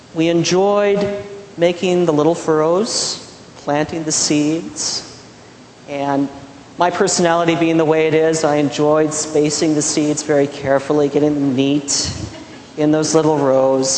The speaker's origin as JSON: {"language": "English", "region": "Midwest", "country": "United States", "tie": "born or raised there", "said": "In those years growing up in the Midwest, we lost crops"}